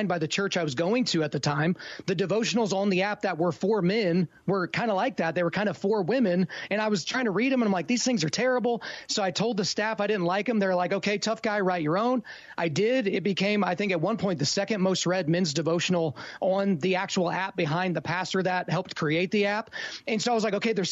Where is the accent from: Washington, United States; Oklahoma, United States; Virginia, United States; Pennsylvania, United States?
Oklahoma, United States; I'm from Oklahoma